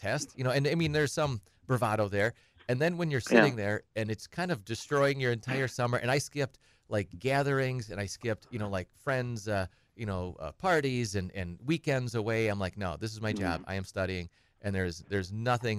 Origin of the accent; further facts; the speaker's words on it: Edgar, Wisconsin, United States; also born or lived in Minneapolis, Minnesota; I'm from Edgar, so I'm from 20 miles from Wausau. So I grew up dead center, the middle of Wisconsin.